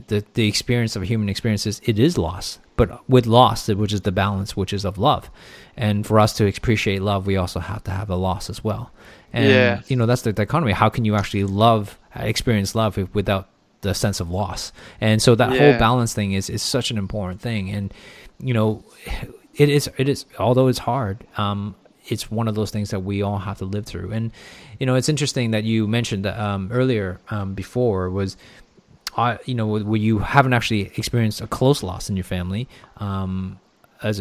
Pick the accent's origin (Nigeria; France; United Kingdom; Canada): Canada; also born or lived in Hong Kong; now in Australia; I grew up in Canada my entire life. But I lived in Hong Kong for 4 years.